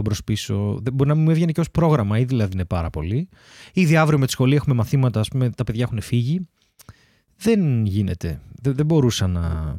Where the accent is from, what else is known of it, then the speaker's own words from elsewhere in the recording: Larissa, Thessaly, Greece; now in Athens, Greece; στη Λάρισα, στο χωριό μου